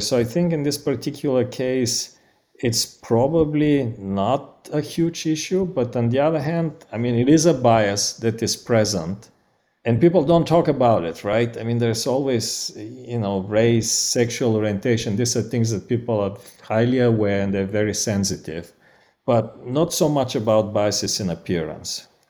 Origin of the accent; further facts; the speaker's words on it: Bulgaria; accent: Bulgarian; English is a second language; moved away; i'm originally from bulgaria that's my accent